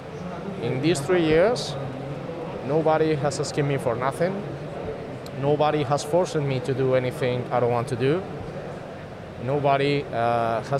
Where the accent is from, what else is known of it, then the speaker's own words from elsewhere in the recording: Spain; English is a second language; We are from Spain, so we speak Spanish.